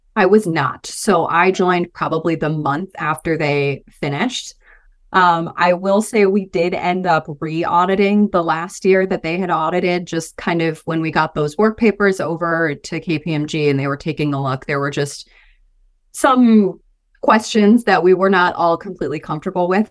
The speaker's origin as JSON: {"language": "English", "region": "Michigan", "country": "United States", "moved": "as an adult", "lives_now": "Boise, United States", "said": "I'm originally from Michigan, moved out to Boise, um, in twenty eighteen, twenty nineteen"}